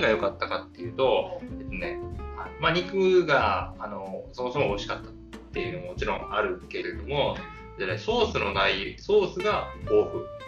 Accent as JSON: {"language": "Japanese", "region": "Kyushu", "country": "Japan", "tie": "born or raised there", "said": "僕は九州出身なんで"}